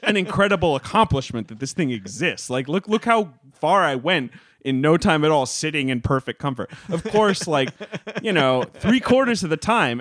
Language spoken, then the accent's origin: English; New York City, New York, United States; I grew up in New York City when I was a little kid